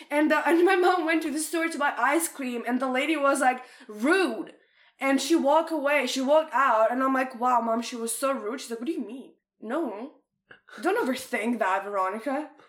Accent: Canada; I'm sorry, and I'm Canadian

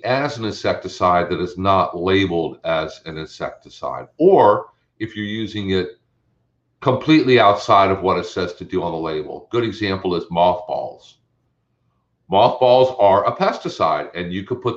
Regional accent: Maryland, United States; now in Florida, United States; when I was a kid growing up in Maryland

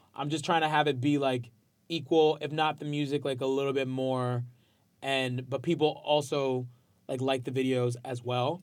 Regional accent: Port Chester, New York, United States; also born or lived in Bronx, New York; I was raised in Westchester

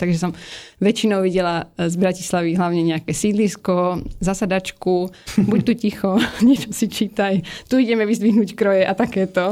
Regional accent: Prague, Czechia; Narodil som sa v roku 1990 v Čechách na Vinohradu v Prahe.

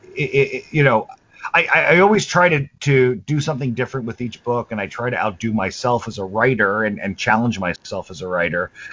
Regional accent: New York City, New York, United States; we grew up in New York uh, in Brooklyn, New York

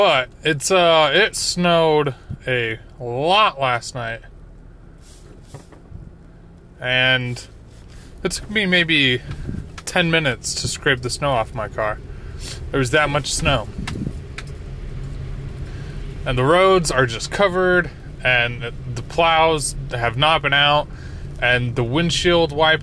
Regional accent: Utah, United States; moved away; growing up in Utah, we just got snow all the time

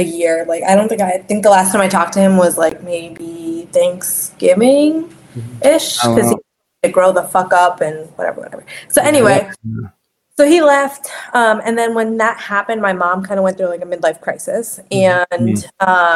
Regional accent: Deer Park, New York, United States; moved away as an adult; I'm from Deer Park

